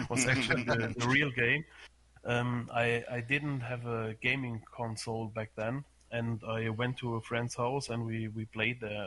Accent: Germany; I'm from Germany

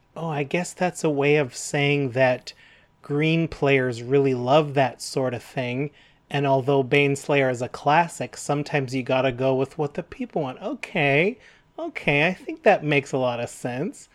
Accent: Canada; We're proud Canadian

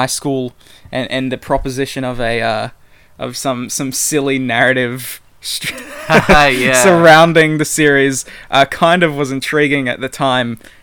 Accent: New South Wales, Australia; also born or lived in Queensland; we moved down from Queensland when I was a very little child to New South Wales, and we moved into this new house.

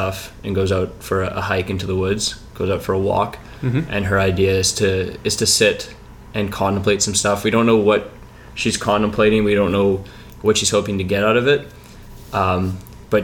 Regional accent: Vancouver, British Columbia, Canada; I'm a filmmaker from Vancouver, based in Kitsilano right now

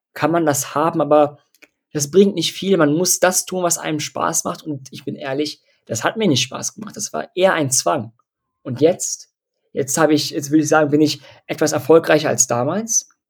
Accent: Dortmund, North Rhine-Westphalia, Germany; ich komme aus Dortmund

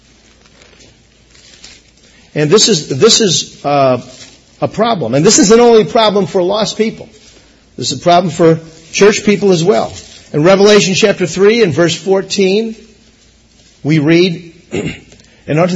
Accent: United States; I am American

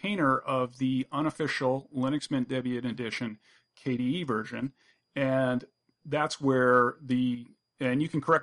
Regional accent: United States; first language English; as an English-speaking American who is unilingual

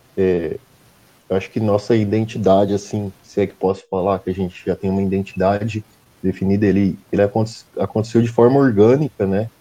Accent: Santo André, São Paulo, Brazil; eu sou do ABC, né? Eu sou de Santo André.

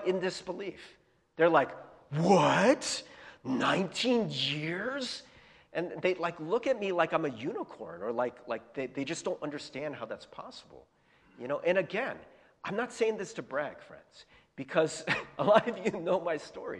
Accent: United States; I was born in America in 77

